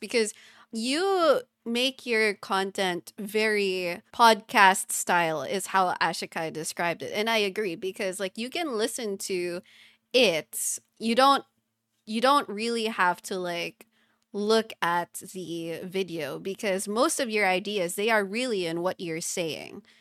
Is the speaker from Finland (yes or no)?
no; Philippines; first language English; us both being Filipino